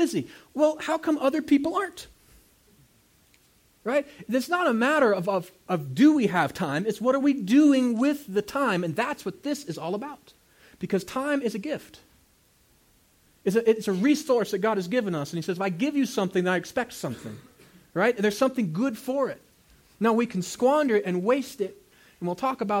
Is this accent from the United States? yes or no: yes; United States; I'm an American